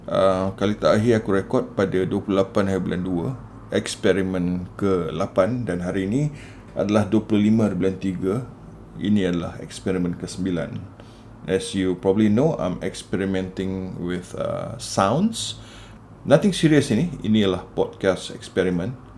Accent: Singapore; sebab masa aku kecil-kecil dulu kita orang duduk kat Singapura kan Navy base kat Singapura and datuk aku dari Muar

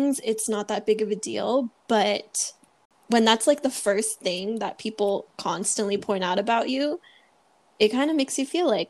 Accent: Philippines; the first thing they're going to see is that I'm Filipino and I look different.

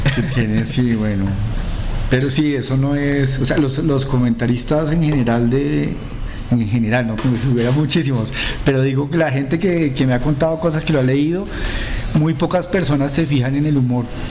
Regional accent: Colombia; nosotros somos cachacos

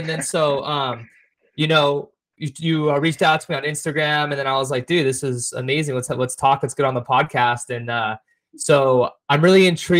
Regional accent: Orange County, California, United States; a lot of us growing up in Orange County

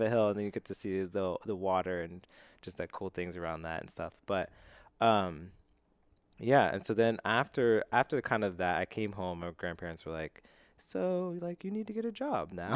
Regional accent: Altoona, Pennsylvania, United States; moved away; so I grew up in Altoona, Pennsylvania.

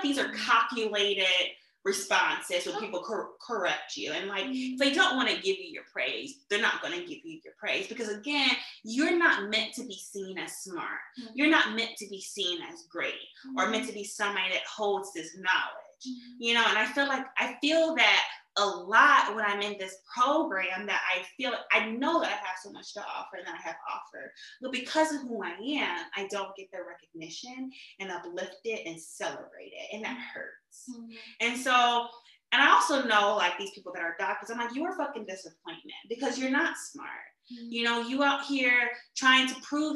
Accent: St. Louis, Missouri, United States; I am from St. Louis

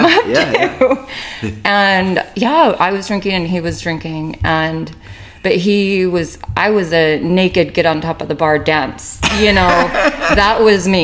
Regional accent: St. George, Utah, United States; moved away; also born or lived in Las Vegas, Nevada; I was born in St. George

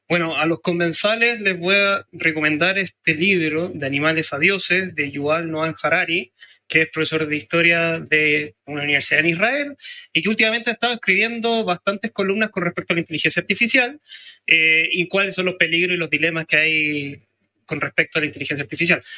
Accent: Chile; todos podemos decir somos chilenos

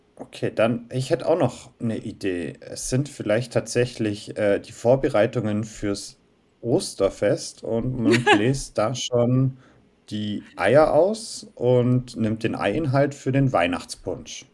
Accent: Southern Germany, Germany; Wir bzw. ich komme aus Süddeutschland

